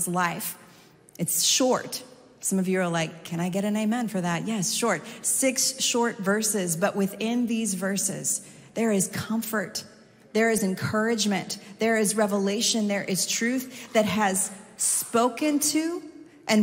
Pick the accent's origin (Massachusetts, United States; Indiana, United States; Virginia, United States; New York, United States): New York, United States; New York City; I come from New York City